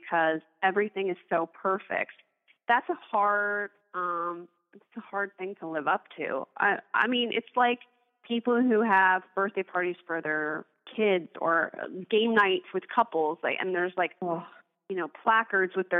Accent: West Chester, Pennsylvania, United States; I'm from Westchester, Pennsylvania

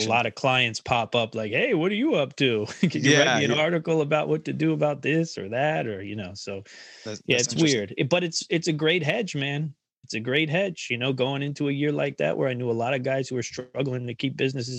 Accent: Philadelphia, Pennsylvania, United States; moved away; growing up around Philly

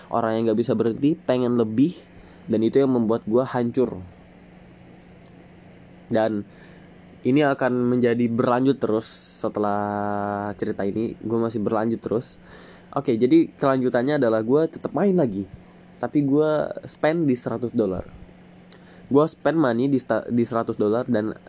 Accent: Balikpapan, East Kalimantan, Indonesia; born there; now in Penajam Paser Utara, Indonesia; Gue lahir di Balikpapan 15 Juli 2004. Ya, gue masih 16 tahun. Tahun ini 17 tahun gue uh, masih di kelas 2 SMA di salah satu uh, eh, SMA di Penajam Pasir Utara ya Penajam Pasir Utara gue tinggal di Penajam Pasir Utara Kalimantan Timur

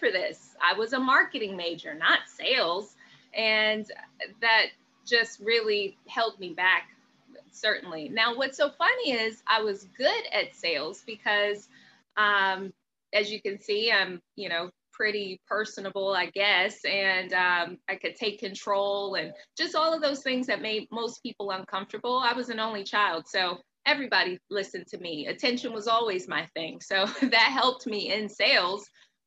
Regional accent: Maryland, United States; also born or lived in Pensacola, Florida; I'm originally from Pensacola. So that's like right there by Alabama. So I had a very heavy accent when I originally moved to Maryland with my mother when I was 7 years old

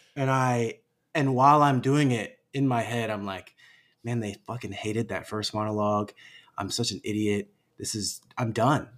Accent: United States; fellow Chinese American

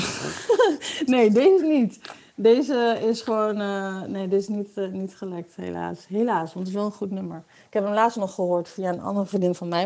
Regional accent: Wierden, Overijssel, Netherlands; moved away as an adult; also born or lived in Enschede; now in Amsterdam, Netherlands; ik ben eh, geboren in Enschede. En ik ben opgegroeid in Wierden, in de Molukse wijk

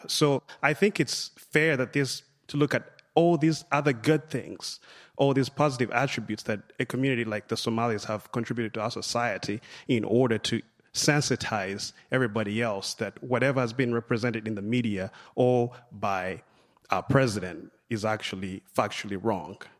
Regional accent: Uganda; now in United States; I'm originally from Uganda. I came to the United States about eight years ago.

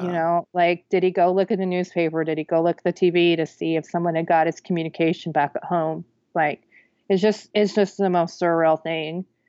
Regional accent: Wichita, Kansas, United States; moved away; my Wichita Eagle newspaper, my hometown paper

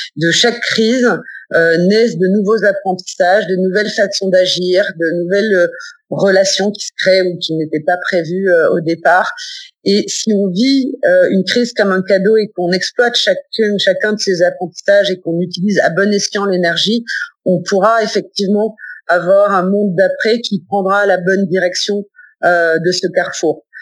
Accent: Nice, Provence-Alpes-Côte d'Azur, France; je suis originaire de Nice

